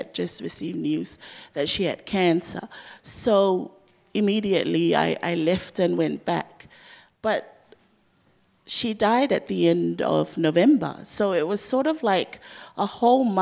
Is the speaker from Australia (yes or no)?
no; Samoa; also born or lived in Dunedin, New Zealand; I grew up with her in Samoa